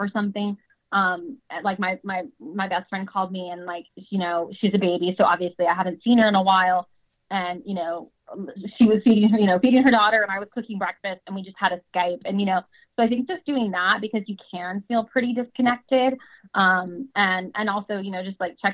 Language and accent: English; the South, United States; moved away; I grew up in the South